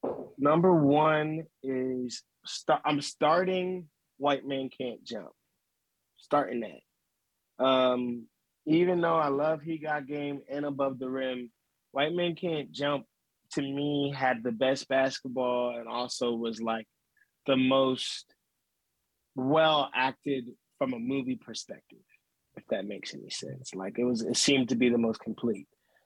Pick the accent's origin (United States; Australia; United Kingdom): United States; Philadelphia, Pennsylvania; Even though I'm bred from Philly and I love Philly